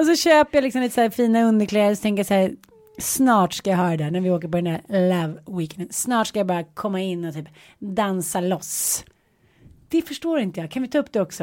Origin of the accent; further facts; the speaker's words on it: Småland, Sweden; min gamla Smålandssjäl